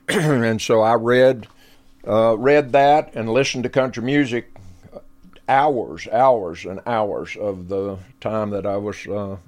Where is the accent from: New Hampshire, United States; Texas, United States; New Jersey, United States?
Texas, United States; Lubbock; So we're approaching my 80th year on the planet, and Lubbock was a great place to grow up because music was in the water.